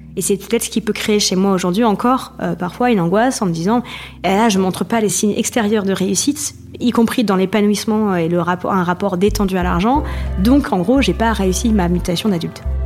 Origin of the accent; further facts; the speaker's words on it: Provence-Alpes-Côte d'Azur, France; now in Paris, France; j'habite à Paris, euh, mais je viens de Provence